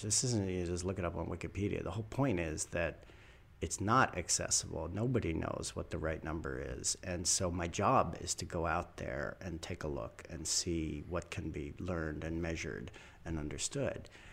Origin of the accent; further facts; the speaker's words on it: United States; white American male born in the second half of the twentieth century.